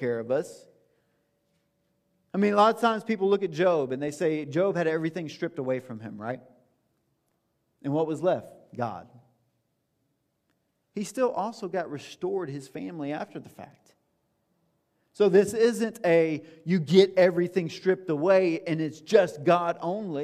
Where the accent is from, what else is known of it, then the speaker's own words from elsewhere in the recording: the South, United States; I'm from the South